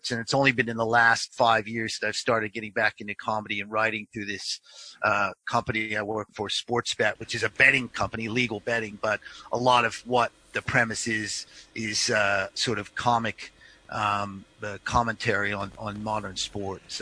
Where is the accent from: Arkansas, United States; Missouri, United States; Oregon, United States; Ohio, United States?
Oregon, United States; Portland; I was from the Portland area and I really loved there and I wanted to try and at some point end up living in Portland.